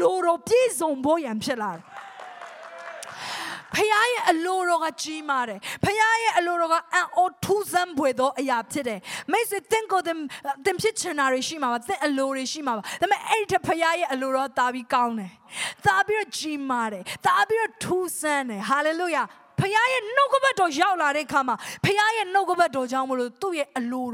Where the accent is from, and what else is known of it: Myanmar